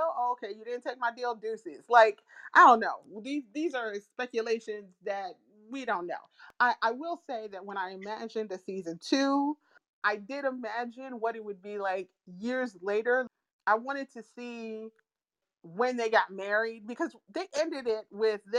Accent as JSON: {"language": "English", "country": "United States"}